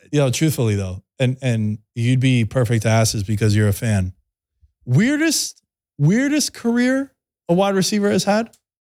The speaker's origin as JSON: {"language": "English", "town": "New York City", "region": "New York", "country": "United States", "said": "I'm from Astoria, Queens"}